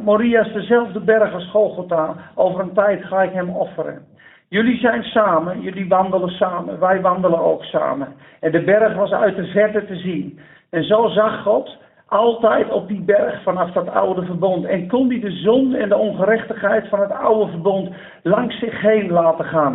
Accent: Netherlands; als Nederlanders

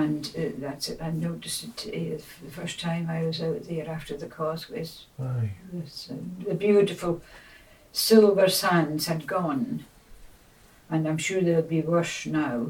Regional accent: Grimsay, North Uist, Scotland, United Kingdom; moved away; also born or lived in Argyll; I was born in Grimsay, North Uist.

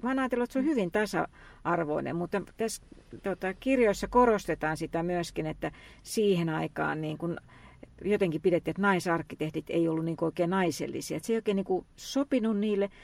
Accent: Lahti, Päijänne Tavastia, Finland; lapsuuteni ja nuoruuteni viettänyt Lahdessa

